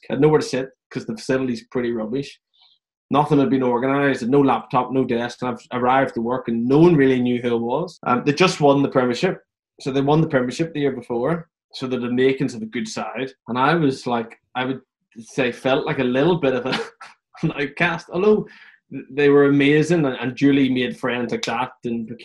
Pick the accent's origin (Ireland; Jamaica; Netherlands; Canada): Ireland; growing up in Ireland, the European Cup's everything.